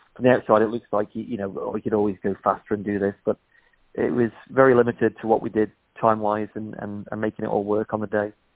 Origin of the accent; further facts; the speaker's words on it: Isle of Man; moved away; I'm from the Isle of Man, but I moved off in '93